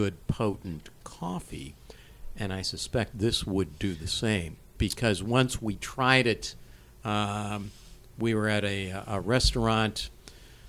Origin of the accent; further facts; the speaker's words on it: Cleveland, Ohio, United States; Up in my hometown, up in Cleveland